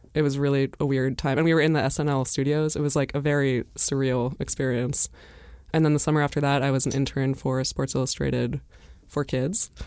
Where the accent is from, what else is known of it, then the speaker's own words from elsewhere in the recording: Brattleboro, Vermont, United States; I'm from Brattleboro, Vermont